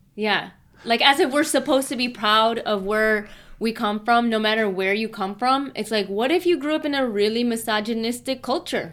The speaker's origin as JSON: {"language": "English", "town": "Chicago", "region": "Illinois", "country": "United States", "tie": "born or raised there", "said": "if I grew up in Chicago proper for the rest of my childhood, but my parents moved out of Chicago"}